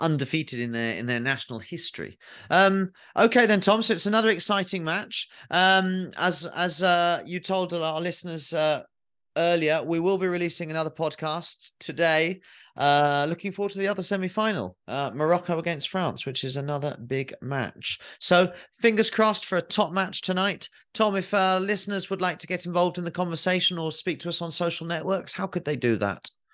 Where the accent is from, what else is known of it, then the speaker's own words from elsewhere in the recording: England, United Kingdom; as an English person, as a twelve-year-old or thirteen-year-old